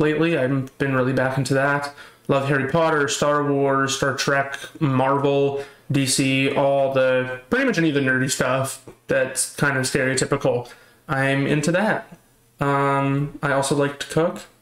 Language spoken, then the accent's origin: English; Canada; I have been born and raised in Canada, in a town in Canada, and I lived in that same town in Canada until I moved out of it, like 6 months ago